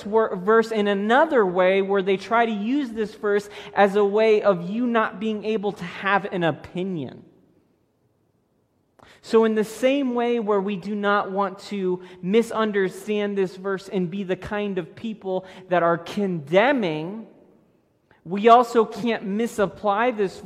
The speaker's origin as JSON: {"language": "English", "region": "Florida", "country": "United States", "tie": "born or raised there", "moved": "yes", "said": "I grew up in Florida."}